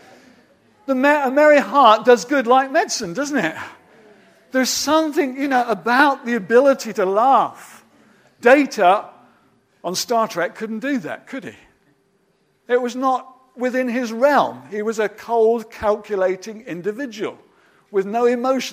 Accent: United Kingdom; I'm particularly a British man

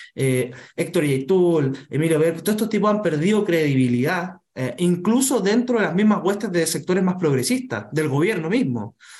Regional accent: Chile; todos siendo chilenos tenemos distintas formas de ser, distintas culturas

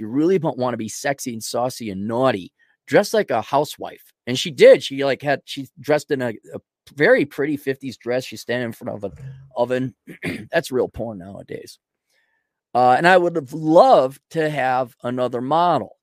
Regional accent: Minneapolis, Minnesota, United States; I'm from the Twin Cities in, in, you know, Wisconsin

